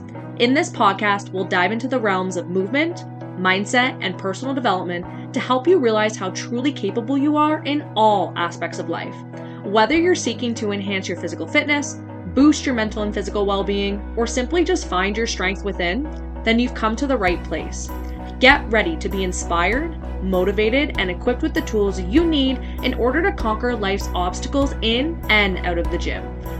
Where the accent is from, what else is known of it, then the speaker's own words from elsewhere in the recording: Ontario, Canada; And I'm from Southwestern Ontario, and right now it feels like minus 20 outside